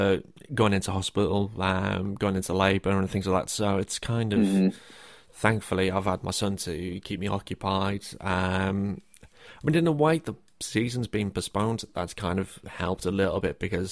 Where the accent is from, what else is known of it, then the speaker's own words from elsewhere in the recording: the north of England, United Kingdom; I say quite a few things that are from the north of England, because that's where I'm from.